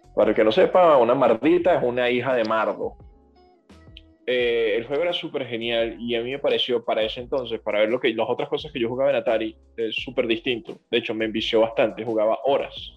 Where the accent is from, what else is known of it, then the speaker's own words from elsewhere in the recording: Venezuela; moved away; los que somos venezolanos